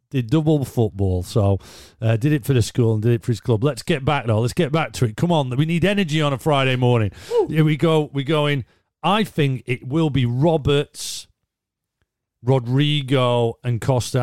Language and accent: English; Leeds, Yorkshire and the Humber, United Kingdom; now in Stockport, United Kingdom; We're based in Stockport, lad. I'm a Leeds lad.